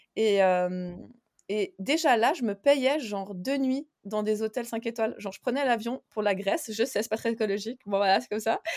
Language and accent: French; Geneva, Switzerland; moved away as an adult; also born or lived in Spain / Vienna, Austria / Slovenia; je viens de Genève en Suisse